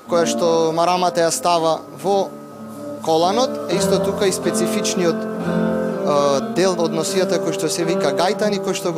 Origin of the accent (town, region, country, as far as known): Struga, North Macedonia